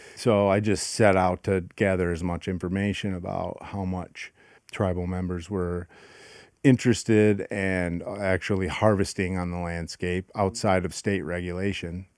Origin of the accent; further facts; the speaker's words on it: Grand Rapids, Michigan, United States; I grew up in Grand Rapids, Michigan.